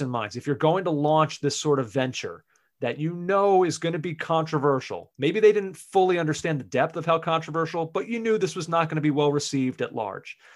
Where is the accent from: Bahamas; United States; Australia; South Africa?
United States; as the American on this podcast